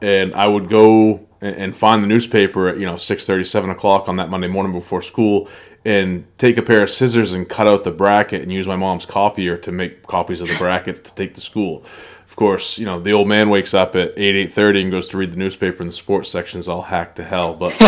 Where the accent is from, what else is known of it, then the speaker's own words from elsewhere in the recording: Maine, United States; moved away; I'm originally from Maine